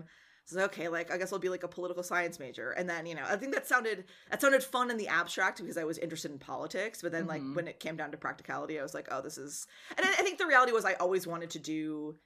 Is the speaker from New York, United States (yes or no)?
no; Wisconsin, United States; I'm from Wisconsin